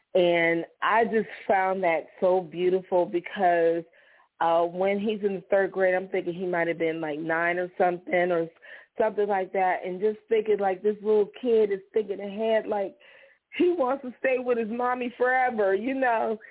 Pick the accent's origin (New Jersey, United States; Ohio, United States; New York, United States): Ohio, United States; Struthers; I grew up in St. John AME Church in Struthers, mm-hmm. Ohio, little church on the hill.